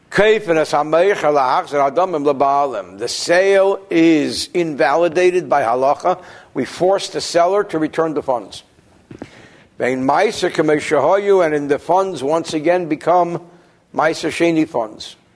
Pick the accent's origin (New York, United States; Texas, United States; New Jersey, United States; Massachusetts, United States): New Jersey, United States; So what do I know? I'm from New Jersey.